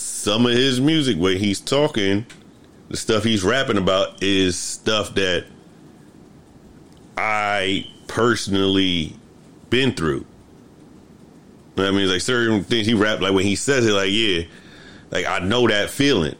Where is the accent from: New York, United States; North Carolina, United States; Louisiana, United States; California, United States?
New York, United States; New York City; growing up in the Bronx, we had a group of friends